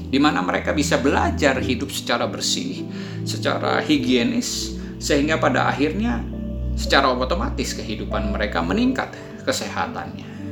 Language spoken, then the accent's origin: Indonesian; Indonesia; born there; Ya, jadi Ayah saya menikah dengan orang Indonesia dan saya lahir di Indonesia.